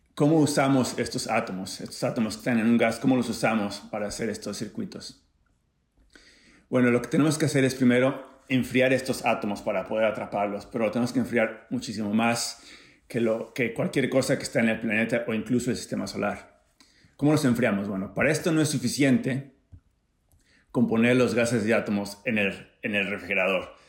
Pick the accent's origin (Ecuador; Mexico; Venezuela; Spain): Mexico; Acapulco, Guerrero; now in San Diego, United States; crecí en Acapulco de Juárez